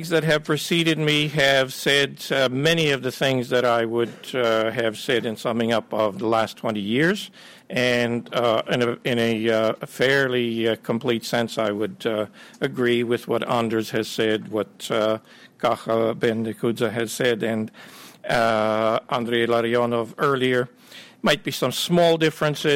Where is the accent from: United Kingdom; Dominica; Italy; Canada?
Canada; also born or lived in Ukraine / United States; I grew up in Canada and worked in the U.S. and Canada